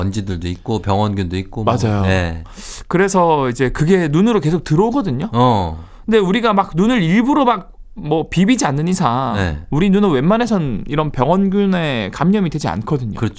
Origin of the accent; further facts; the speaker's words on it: Gyeongsang, South Korea; 저는 약간 경상도 남자고 제가 장남이다 보니까